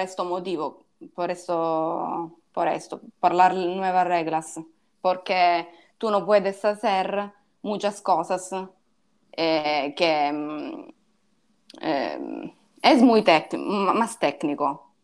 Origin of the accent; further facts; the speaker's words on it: Ragusa, Sicily, Italy; Spanish is a second language; also born or lived in Piacenza; now in Milan, Italy; Yo soy de Sicilia, de, de Ragusa, un sitio... Ah. Pero ahora vivo en Milano.